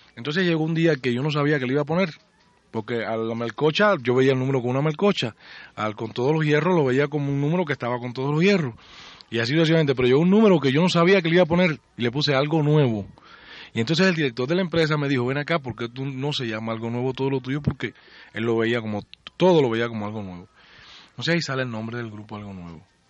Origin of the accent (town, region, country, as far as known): Puerto Padre, Las Tunas, Cuba; born or raised there; moved away; also born or lived in Havana